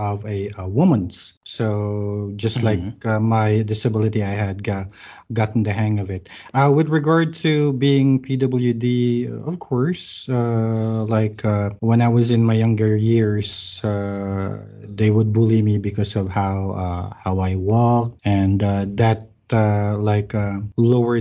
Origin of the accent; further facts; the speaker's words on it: Manila, Metro Manila, Philippines; moved away as an adult; now in Bacolod, Philippines; I grew up in Manila